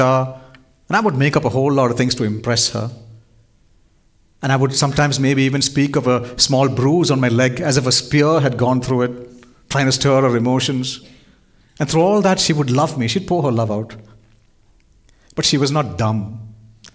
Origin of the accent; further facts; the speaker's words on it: India; I was born in India